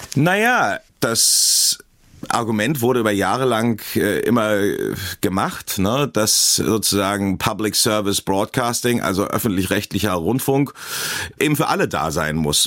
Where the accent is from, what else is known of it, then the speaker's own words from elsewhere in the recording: Berlin, Germany; moved away as an adult; now in Scotland, United Kingdom; ich komme aus Berlin